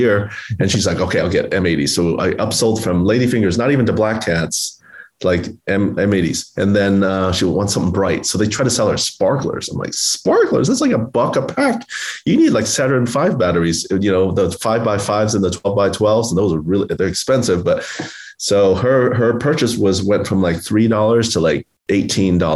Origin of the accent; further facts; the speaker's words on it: Oklahoma City, Oklahoma, United States; July 4th was my favorite holiday growing up in Oklahoma City